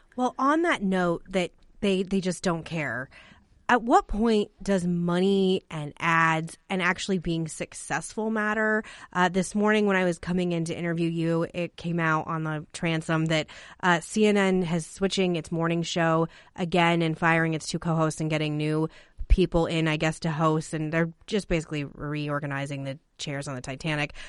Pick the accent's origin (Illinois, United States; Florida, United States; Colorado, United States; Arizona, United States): Arizona, United States; growing up in Arizona and a border state